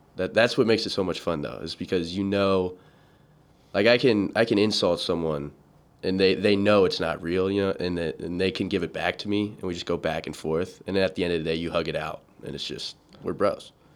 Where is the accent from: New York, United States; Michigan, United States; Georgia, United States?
Georgia, United States; Atlanta; growing up in Georgia, Atlanta specifically